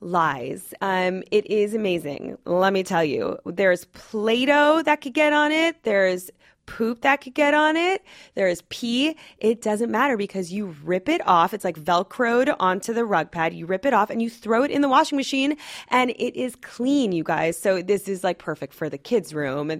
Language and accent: English; Los Angeles, California, United States; I grew up in Los Angeles